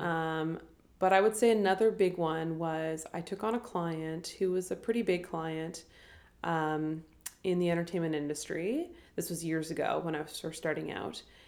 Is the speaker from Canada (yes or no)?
yes; Ottawa, Ontario, Canada; growing up in Ottawa and especially like from a small town